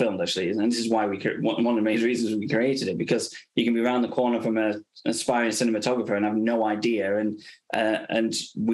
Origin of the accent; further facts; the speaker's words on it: England, United Kingdom; also born or lived in Los Angeles, United States; I was sort of obviously being English, you know, you sort of grow up with the NHS